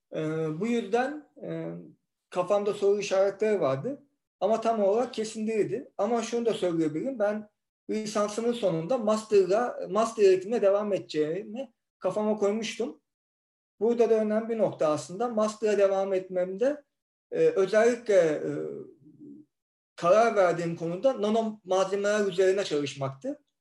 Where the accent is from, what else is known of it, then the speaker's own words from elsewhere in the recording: Istanbul, Turkey; ben zaten ben İstanbulluyum, İstanbul'daydım